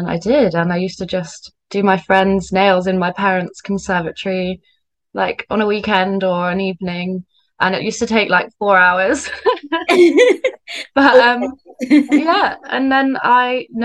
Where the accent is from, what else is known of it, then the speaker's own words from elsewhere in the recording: Cornwall, South West England, United Kingdom; now in Bristol, United Kingdom; I'm from Cornwall, but I live in Bristol now